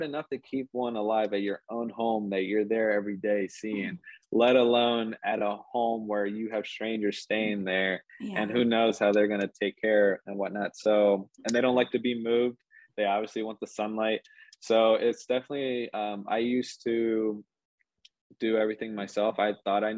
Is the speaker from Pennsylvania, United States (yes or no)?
yes; Philadelphia, Pennsylvania, United States; moved away as an adult; now in Columbus, United States; I grew up in around the Philadelphia area, but that's where I went to school and grew up. But moved out to Columbus, Ohio